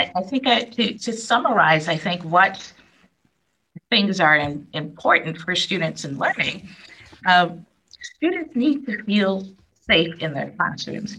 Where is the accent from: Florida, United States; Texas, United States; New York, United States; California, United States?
New York, United States; New York City; I grew up in New York City